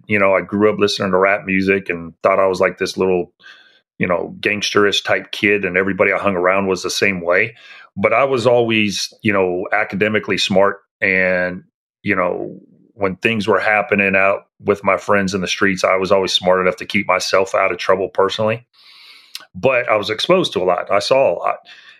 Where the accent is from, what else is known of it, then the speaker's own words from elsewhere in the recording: San Francisco, California, United States; now in Tulsa, United States; I grew up in the Bay Area. I lived in the city of San Francisco from seventh grade up through until I started high school. And then we moved to a suburb outside of San Francisco where I finished high school.